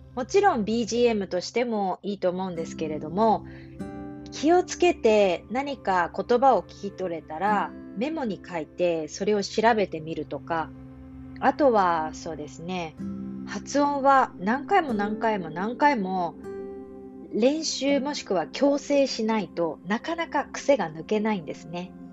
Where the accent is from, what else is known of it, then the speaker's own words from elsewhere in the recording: Japan; accent: Standard Japanese (hyōjungo); 私の日本語は標準語なんですが